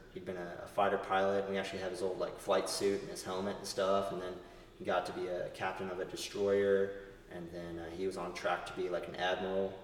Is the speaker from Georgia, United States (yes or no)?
no; Northern Virginia, United States; moved away as an adult; also born or lived in Texas / Southern Arizona; I grew up in Northern Virginia